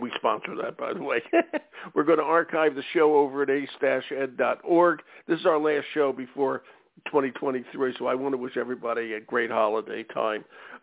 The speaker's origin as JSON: {"language": "English", "town": "Philadelphia", "region": "Pennsylvania", "country": "United States", "said": "I'm from Philly, or at the other end of the state"}